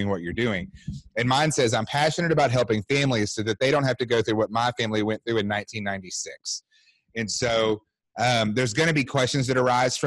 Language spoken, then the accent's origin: English; Longview, Texas, United States; also born or lived in Mobile, Alabama; now in Fort Worth, United States; I was born in Mobile, Alabama, but I grew up in Longview, Texas.